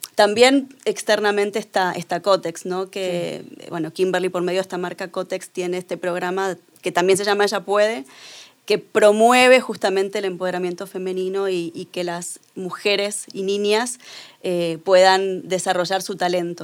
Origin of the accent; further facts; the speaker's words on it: Argentina; yo soy argentina